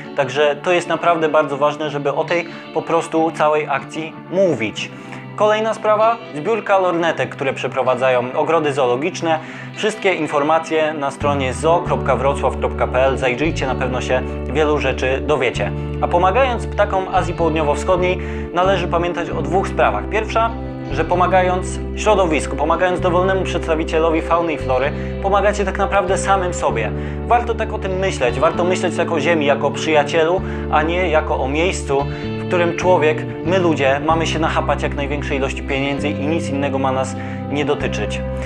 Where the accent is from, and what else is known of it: Poland